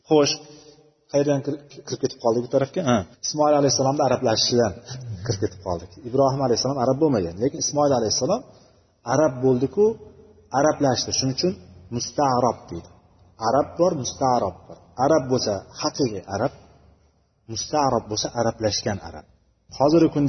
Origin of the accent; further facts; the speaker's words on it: Uzbekistan; biz o'zbek deymiz o'zbekmiz biz